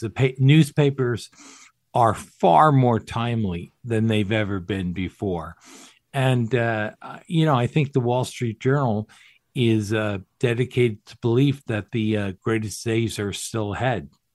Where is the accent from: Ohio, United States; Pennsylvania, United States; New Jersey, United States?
New Jersey, United States; also born or lived in Camp Pendleton, California; they settled in New Jersey, where I grew up.